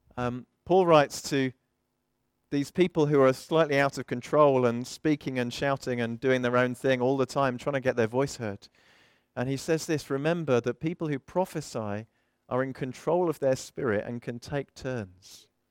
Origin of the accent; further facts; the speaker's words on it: South of England, United Kingdom; also born or lived in Midlands; I am an English bloke from the south of England, though I've been to the southwest and I've been up to the Midlands a bit and I'm back down here again.